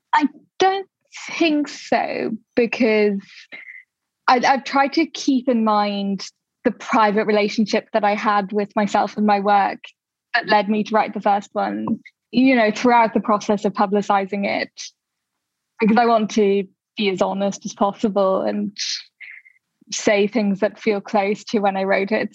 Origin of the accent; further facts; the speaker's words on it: Dublin, Leinster, Ireland; now in London, United Kingdom; I didn't grow up in London, I grew up in Dublin